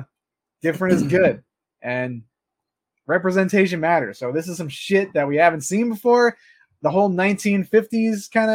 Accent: New York, United States; No, I'm from New York.

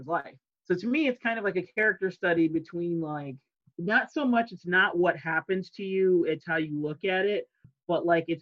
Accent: United States; I'm American

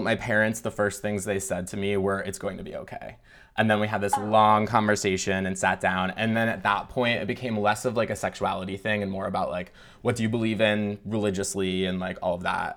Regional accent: Michigan, United States; I grew up in Michigan in a, like, rural town.

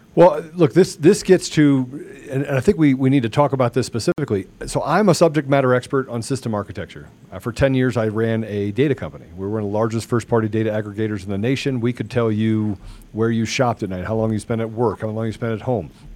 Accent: Washington, District of Columbia, United States; I grew up in Washington D.C.

